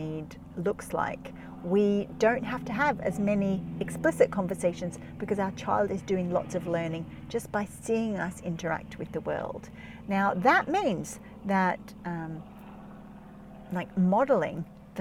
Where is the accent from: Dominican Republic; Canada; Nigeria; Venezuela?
Nigeria; Jos, Plateau; moved away; the house that I grew up in Nigeria, because a lot of my growing up life was in Nigeria, in Jos